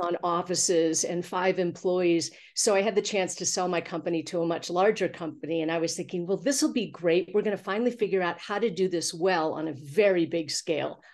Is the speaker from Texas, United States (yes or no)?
no; Missouri, United States; also born or lived in Los Angeles; now in Santa Fe, United States; I'm from Missouri. We had a farm in the country, so I was a little private school snob during the week, but on the weekends, oh my gosh, we were raising black Angus cattle